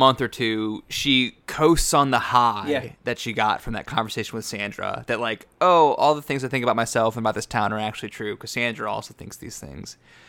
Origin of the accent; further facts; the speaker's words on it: St. Louis, Missouri, United States; now in Los Angeles, United States; I left my hometown. I live in Los Angeles and I grew up in St. Louis.